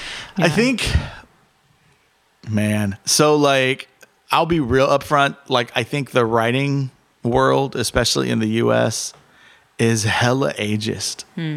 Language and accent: English; Jalisco, Mexico; And so growing up in Cerros, like with blue agave everywhere.